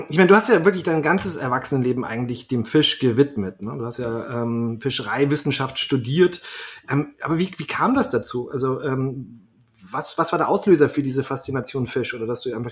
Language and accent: German; Berlin, Germany; ich bin ja selber Berliner